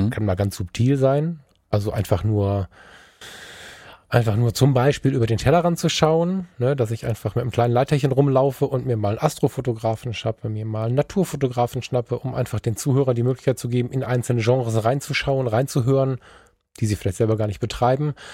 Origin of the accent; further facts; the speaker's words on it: Germany; wenn wir als Deutsche